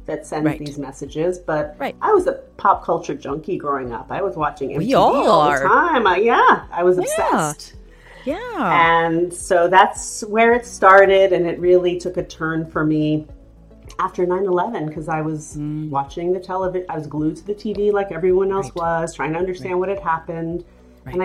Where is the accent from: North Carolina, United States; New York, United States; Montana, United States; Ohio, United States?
New York, United States; we grew up in New York, which is a multicultural city